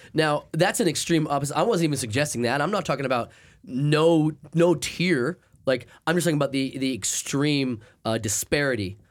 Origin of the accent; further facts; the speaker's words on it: Maine, United States; moved away; since I grew up in Maine.